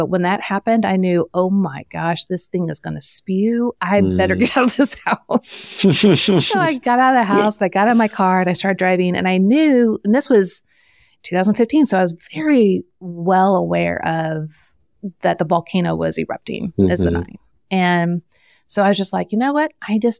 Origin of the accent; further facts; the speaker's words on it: Midwest, United States; I'm from the Midwest, so I say soda or pop.